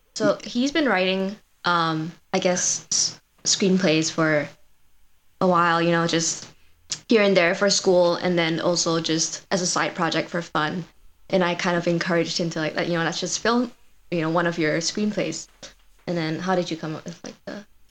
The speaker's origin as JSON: {"language": "English", "country": "Malaysia", "tie": "born or raised there", "moved": "as an adult", "lives_now": "Madison, United States", "said": "I grew up in Malaysia, um, and I came here for my undergrad as a transfer student from Malaysia"}